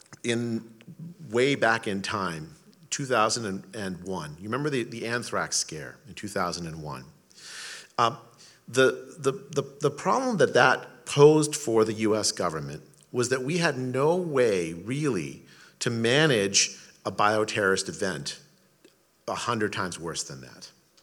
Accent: India; now in United States; I was born in India

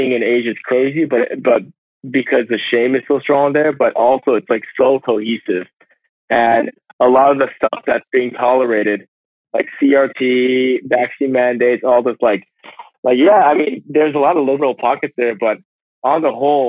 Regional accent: United States; I'm an American.

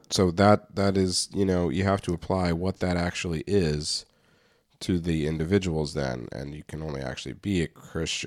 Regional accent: United States; I'm American

